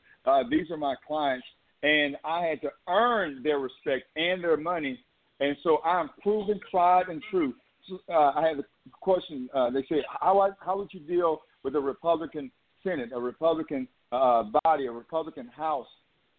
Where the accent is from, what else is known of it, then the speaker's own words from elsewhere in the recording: Texas, United States; it's complicated growing up in the state of Texas.